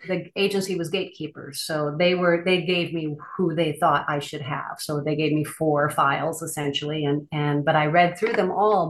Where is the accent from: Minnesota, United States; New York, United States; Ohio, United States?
Minnesota, United States; now in Denali, Alaska, United States; I currently live in Denali, Alaska. So very remote Alaska. I'm originally from Minnesota